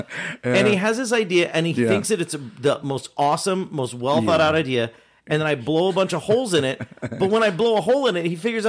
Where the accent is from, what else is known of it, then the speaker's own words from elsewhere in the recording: Henderson, Nevada, United States; I was born in Henderson.